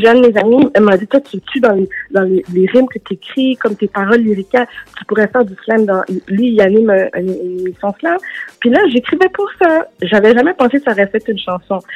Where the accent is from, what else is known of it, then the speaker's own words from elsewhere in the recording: Canada; also born or lived in Los Angeles, United States; on vient du Canada